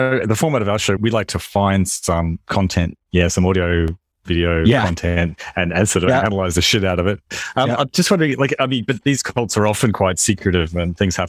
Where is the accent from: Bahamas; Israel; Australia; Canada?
Australia; as an Australian